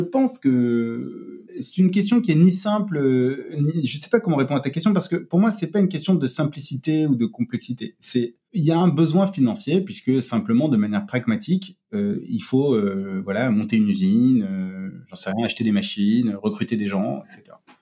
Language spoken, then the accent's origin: French; Marseille, Provence-Alpes-Côte d'Azur, France; moved away as an adult; also born or lived in Paris; j'ai passé, euh, j'ai passé mes, 19 premières années à Marseille